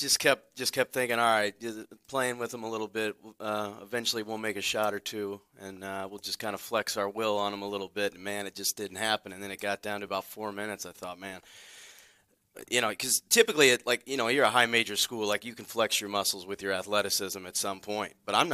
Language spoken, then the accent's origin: English; Lafayette, Indiana, United States; So that's the reason I grew up in Lafayette, Indiana. So I grew up right off of campus.